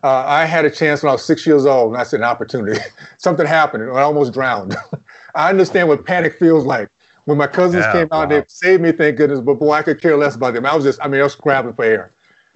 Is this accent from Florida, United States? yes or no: yes; Tallahassee, Florida, United States; The values that we have here are the same values I grew up in Tallahassee